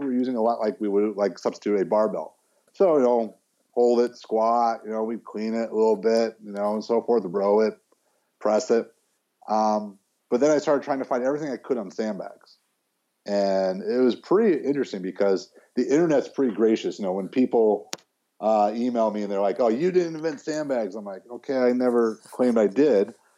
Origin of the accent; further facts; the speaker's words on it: Chicago, Illinois, United States; I grew up in Chicago